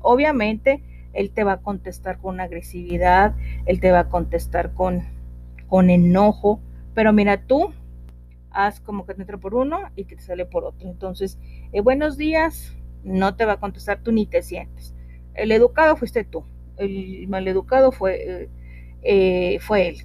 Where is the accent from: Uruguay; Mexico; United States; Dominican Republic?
Mexico; northern Mexico; acá en mi tierra, eh, una palabra para decirle a los niños es lepe, eh, estoy hablando al norte del país